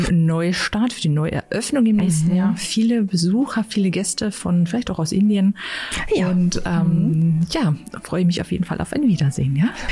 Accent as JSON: {"language": "German", "region": "Saxony-Anhalt", "country": "Germany", "said": "Hier bei uns in Sachsen-Anhalt"}